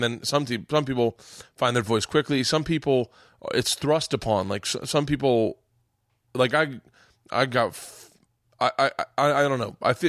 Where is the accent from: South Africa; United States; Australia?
United States; Lutz, Florida; moved away; I grew up in Lutz.